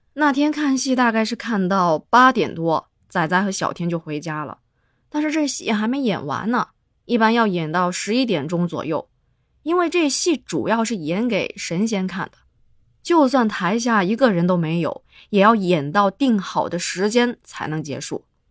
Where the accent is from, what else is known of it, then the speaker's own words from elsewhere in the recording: Guangdong, China; 在我的老家潮汕地区称之为皮猴儿